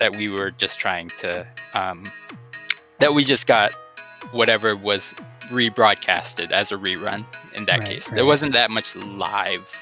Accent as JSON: {"language": "English", "country": "Guam", "tie": "born or raised there", "said": "I was born and raised on a small island in the Pacific that's U.S. territory"}